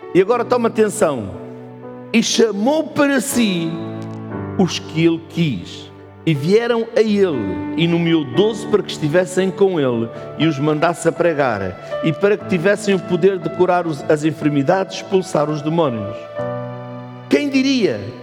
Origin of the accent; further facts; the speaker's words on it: Portugal; nós somos portugueses